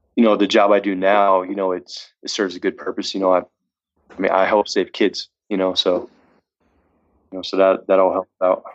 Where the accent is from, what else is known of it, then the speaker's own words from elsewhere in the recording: Massachusetts, United States; moved away as an adult; now in Reno, United States; I'm from Massachusetts. You know, then uh, I moved. I moved to uh, Reno, sight unseen, pretty much.